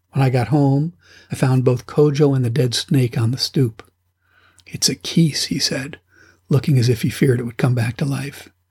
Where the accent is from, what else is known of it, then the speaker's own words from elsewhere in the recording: United States; I'm an American